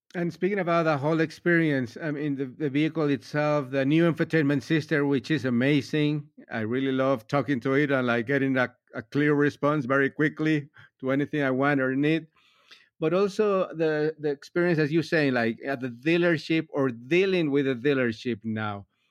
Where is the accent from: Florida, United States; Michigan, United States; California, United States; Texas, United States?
Florida, United States; Miami; I'm from Miami